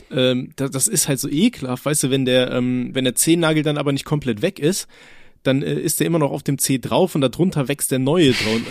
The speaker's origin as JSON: {"language": "German", "town": "Aachen", "region": "North Rhine-Westphalia", "country": "Germany", "said": "meine Mom, also wir hatten bei uns in Aachen, haben wir so ein, so ein russisches Lädchen"}